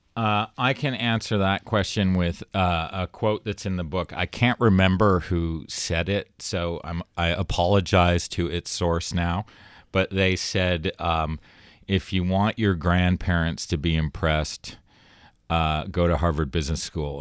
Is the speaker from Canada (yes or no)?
yes; Toronto, Ontario, Canada; moved away; I was from Toronto